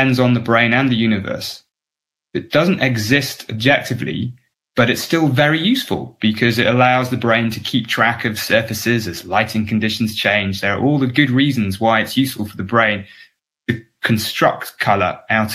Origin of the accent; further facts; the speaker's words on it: England, United Kingdom; because I grew up in England